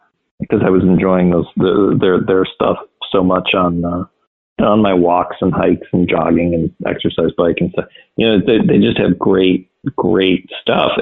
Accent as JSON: {"language": "English", "region": "Wisconsin", "country": "United States", "tie": "born or raised there", "said": "I grew up on a lake in a small town in Wisconsin"}